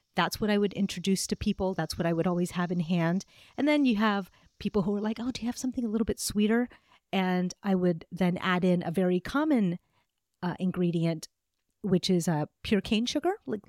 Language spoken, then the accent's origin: English; Pakistan; I'm originally from Pakistan. My family is from Pakistan.